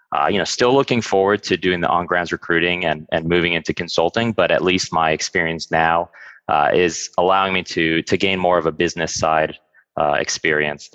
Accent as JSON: {"language": "English", "region": "Arizona", "country": "United States", "also_born_or_lived": "Syracuse, New York", "moved": "as an adult", "lives_now": "Washington, DC, United States", "said": "I'm originally from Arizona, and I came to the DC area for undergrad"}